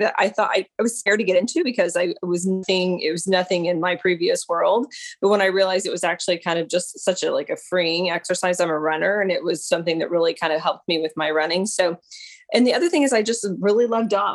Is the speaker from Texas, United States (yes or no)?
no; Lebanon, Missouri, United States; moved away as an adult; now in Tulsa, United States; So I'm from Lebanon, Missouri.